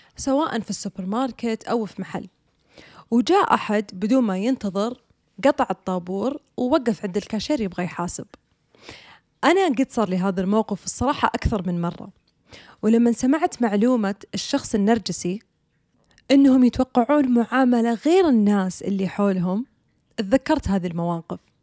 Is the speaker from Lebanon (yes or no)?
no; Saudi Arabia; عندنا بالسعودية